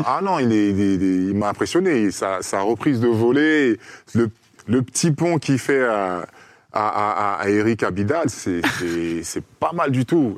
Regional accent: Côte d’Ivoire; moved away; on est ivoirien

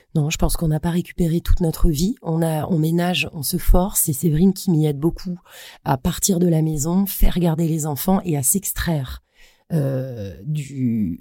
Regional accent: Brittany, France; j'ai grandi en Bretagne

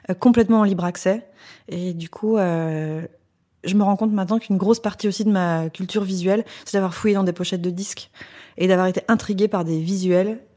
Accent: Paris, Île-de-France, France; Dans le 10e arrondissement, près de la gare du Nord.

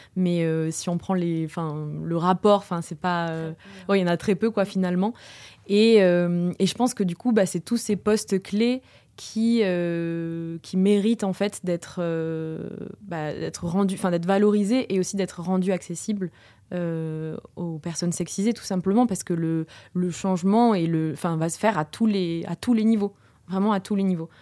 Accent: Toulouse, Occitania, France; je suis née, j'ai grandi à Toulouse

